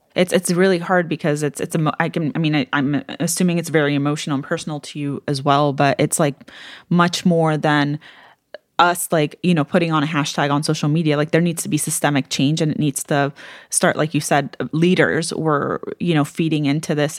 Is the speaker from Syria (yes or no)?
yes; Syria; I was from Syria